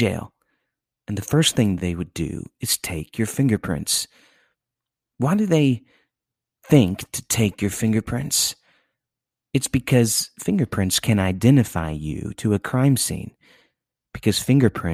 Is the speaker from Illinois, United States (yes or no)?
yes; near Chicago, Illinois, United States; I grew up near Chicago